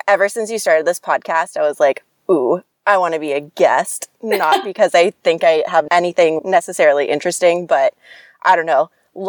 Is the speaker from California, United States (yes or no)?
yes; San Diego, California, United States; moved away as an adult; also born or lived in Hawaii / Manhattan / Chicago / Irvine; now in Madrid, New York, United States; I'm talking to somebody up here and I say I'm from San Diego, they're like, what the hell are you doing in North New York?